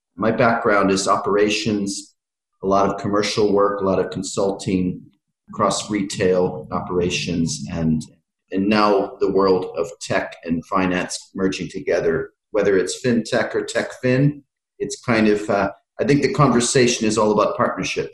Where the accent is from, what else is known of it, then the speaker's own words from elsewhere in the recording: United States; moved away as an adult; also born or lived in Philippines / Ireland; now in London, United Kingdom; I've lived in uh, five countries, and uh, so I grew up in America